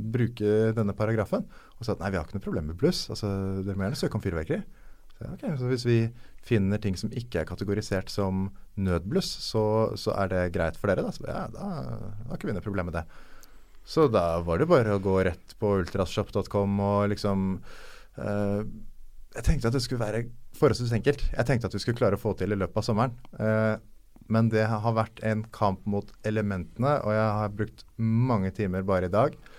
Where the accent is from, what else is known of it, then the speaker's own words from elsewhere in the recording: Norway; Som nordmann